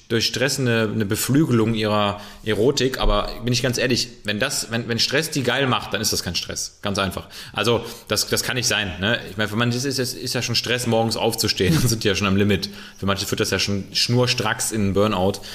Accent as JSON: {"language": "German", "region": "West Germany", "country": "Germany", "said": "Klar darf man Ossis sagen, ne? Ich bin ja auch"}